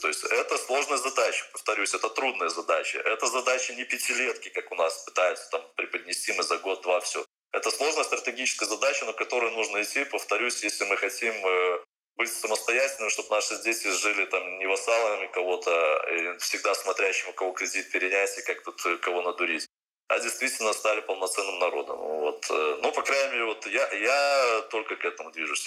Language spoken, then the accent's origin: Russian; Belarus